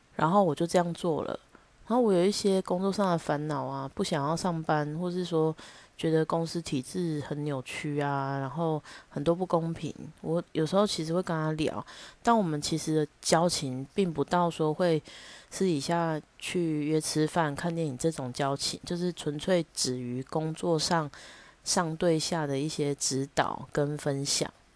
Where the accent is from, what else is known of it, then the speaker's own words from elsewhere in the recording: Taichung, Taiwan; 我是台中人，我知道九二一的时候我有多害怕，一直到现在也还是一样